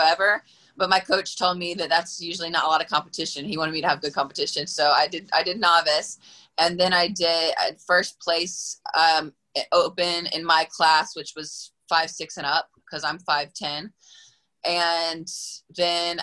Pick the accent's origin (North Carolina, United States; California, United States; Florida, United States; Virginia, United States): North Carolina, United States; Durham; I'm from North Carolina, Durham, North Carolina.